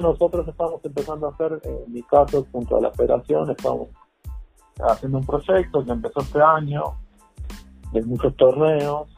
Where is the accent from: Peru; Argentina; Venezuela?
Argentina; moved away as an adult; now in Mexico; yo soy argentino